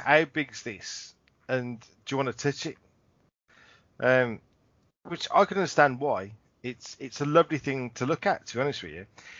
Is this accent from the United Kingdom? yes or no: yes; England, United Kingdom; We're English, aren't we?